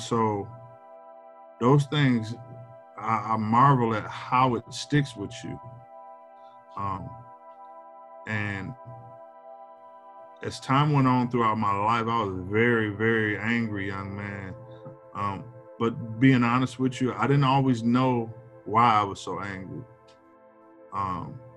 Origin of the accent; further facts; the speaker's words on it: Milwaukee, Wisconsin, United States; now in Madison, United States; I'm from Milwaukee, but I live in Madison